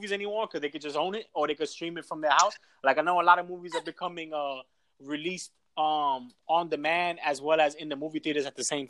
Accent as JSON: {"language": "English", "region": "New York", "country": "United States", "lives_now": "Houston, United States", "said": "we're from New York, where, you know, everything's moving fast. We go with the times. We make the trends as far as, like, from fashion to business to technology. Like, everything's, like, moving forward in New York."}